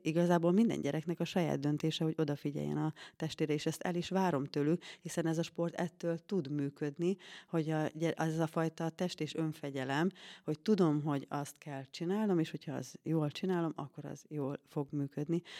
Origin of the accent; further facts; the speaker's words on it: Tisza riverside, Szabolcs-Szatmár-Bereg, Hungary; now in Székesfehérvár, Hungary; én Szatmár Szatmári lány vagyok, Tisza Parti